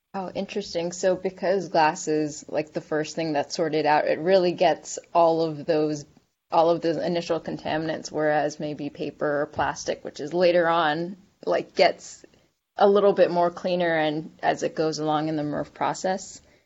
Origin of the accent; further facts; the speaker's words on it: New Jersey, United States; now in Georgia, United States; I grew up in Jersey where we have where we can recycle from our house glass